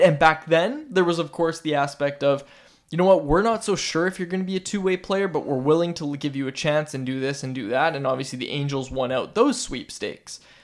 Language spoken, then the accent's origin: English; Vancouver, British Columbia, Canada; I'm, I'm from Vancouver.